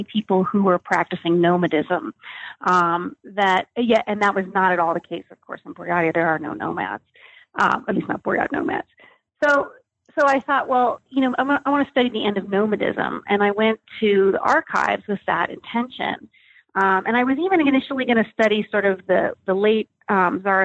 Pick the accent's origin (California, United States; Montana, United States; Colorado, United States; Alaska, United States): Colorado, United States; I grew up in Colorado